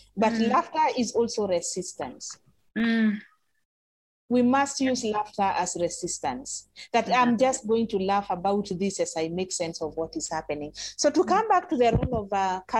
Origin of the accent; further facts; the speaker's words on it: Ngong, Kenya; I grew up in Gong, so I speak Kikuyu